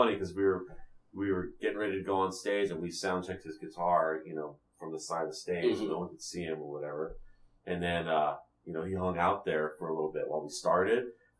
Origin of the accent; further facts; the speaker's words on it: California, United States; And then it turned out we were American from California.